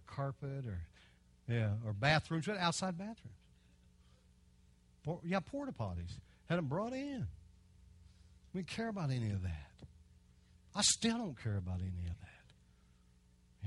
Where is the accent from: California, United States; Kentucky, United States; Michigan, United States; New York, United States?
Kentucky, United States; I'm from Kentucky.